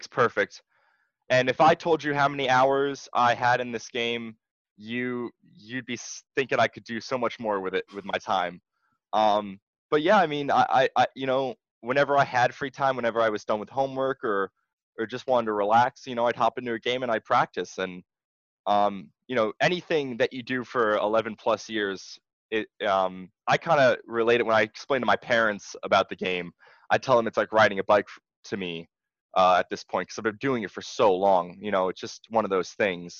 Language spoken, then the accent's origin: English; Monmouth County, New Jersey, United States; I'm from New Jersey, in Monmouth County.